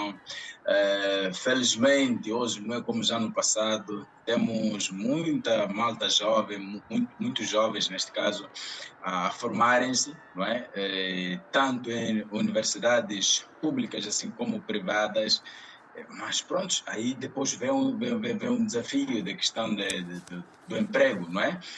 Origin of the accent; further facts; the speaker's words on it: Mozambique; o desafio que nós passamos como moçambicanos